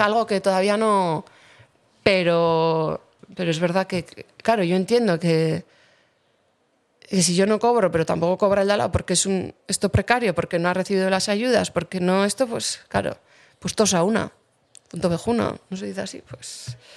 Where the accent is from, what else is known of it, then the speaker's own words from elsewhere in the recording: Basque Country, Spain; yo vivo aquí y, vivo en mi pueblo